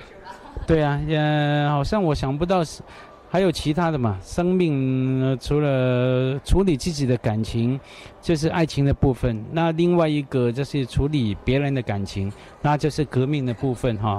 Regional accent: Hong Kong; Chinese is a second language; also born or lived in Taiwan; 我香港人去读书

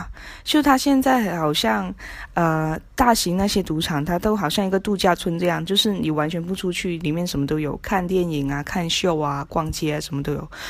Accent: Macau; 我是嗯来自澳门的朋友

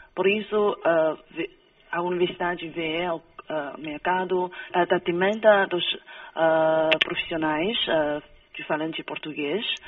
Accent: Brazil; accent: Brazilian; Portuguese is a second language; now in China; o meu sotaque brasileiro

